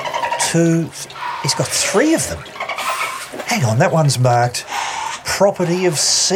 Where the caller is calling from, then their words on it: Australia; I'm calling from Australia for the podcast...